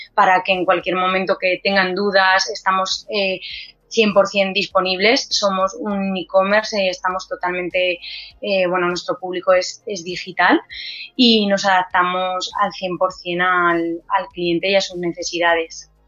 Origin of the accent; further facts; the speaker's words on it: Albacete, Castilla-La Mancha, Spain; soy de Albacete y que, la empresa es albaceteña